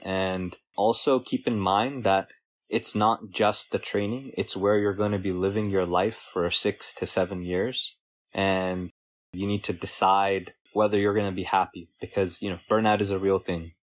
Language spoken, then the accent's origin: English; Bay Area, California, United States; grew up in the Bay Area.